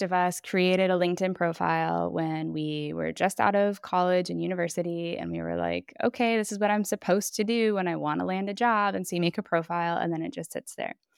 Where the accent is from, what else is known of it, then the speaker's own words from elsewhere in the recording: Minneapolis, Minnesota, United States; moved away as an adult; now in Bologna, Italy; I am originally from Minneapolis, Minnesota, and I have been living in Bologna, Italy now for just over ten years.